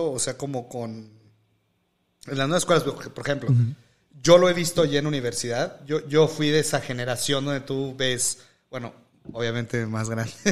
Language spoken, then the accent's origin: Spanish; Mexico; Pero es que esto hasta pasa como mexicanos, amigo.